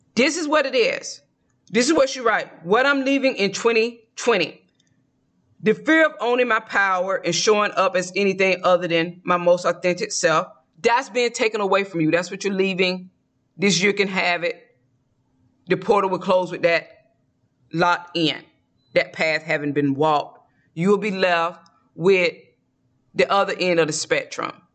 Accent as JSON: {"language": "English", "region": "Georgia", "country": "United States", "tie": "born or raised there", "moved": "yes", "said": "I'm from the South. I grew up eating collard greens, black eyed peas, and cooking it"}